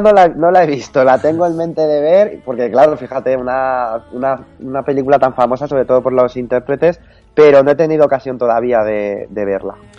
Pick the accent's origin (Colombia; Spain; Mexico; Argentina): Spain; Toledo, Castilla-La Mancha; los que somos toledanos